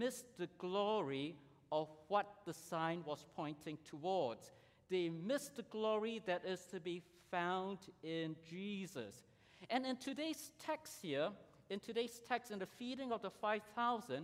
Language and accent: English; Singapore; I grew up in Singapore in the 70s